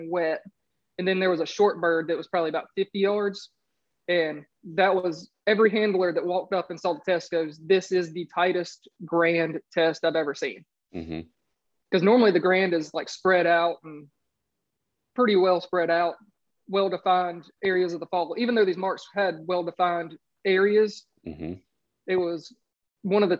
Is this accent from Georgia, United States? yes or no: yes; Augusta, Georgia, United States; I'm from Augusta, Georgia